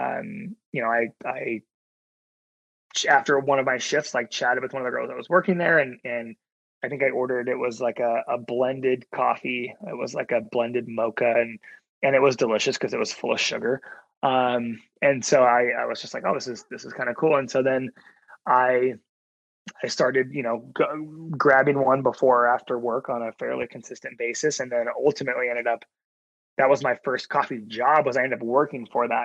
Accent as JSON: {"language": "English", "region": "Oregon", "country": "United States", "tie": "born or raised there", "said": "the hometown I grew up in Oregon"}